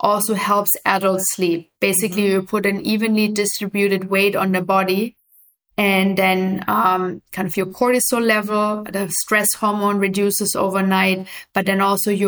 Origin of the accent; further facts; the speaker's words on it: Germany; moved away as an adult; also born or lived in Afghanistan / New York; I grew up in Germany originally